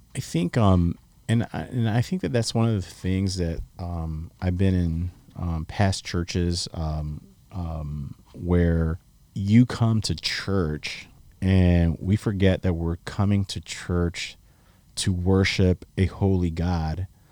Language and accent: English; Chicago, Illinois, United States; moved away as an adult; now in South Texas, United States; you guys know that I'm from Chicago